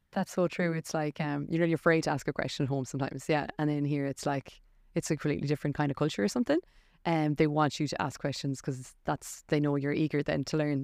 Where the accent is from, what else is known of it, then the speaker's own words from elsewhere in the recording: Ireland; moved away as an adult; now in Adelaide, Australia; we're Irish as well